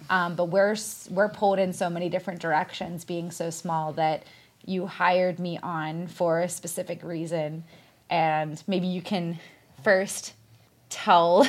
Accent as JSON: {"language": "English", "town": "Pittsburgh", "region": "Pennsylvania", "country": "United States", "also_born_or_lived": "Washington, D.C.", "said": "since I'm from Pittsburgh and I wanted to be closer to my family, I moved back here"}